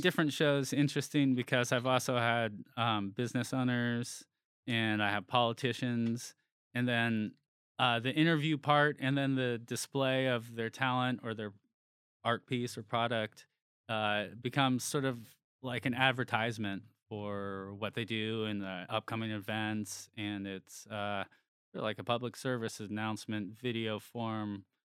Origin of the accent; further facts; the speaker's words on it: near San Francisco, California, United States; I grew up near San Francisco